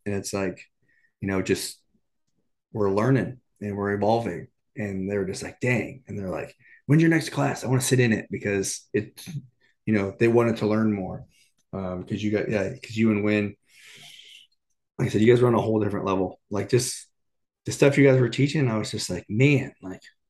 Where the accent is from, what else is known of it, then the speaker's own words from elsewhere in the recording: Corona, California, United States; I grew up in Southern California, you know, in Corona